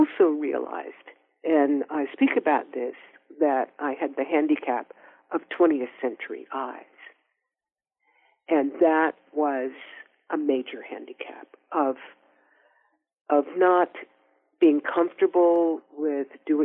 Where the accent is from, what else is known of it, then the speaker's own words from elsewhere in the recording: Oakland, California, United States; we're also both from Oakland